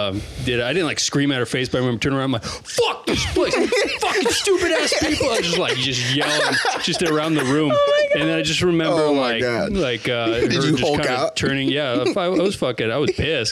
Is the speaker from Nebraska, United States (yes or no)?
yes; Omaha, Nebraska, United States; also born or lived in Blair, Nebraska; I was born in Omaha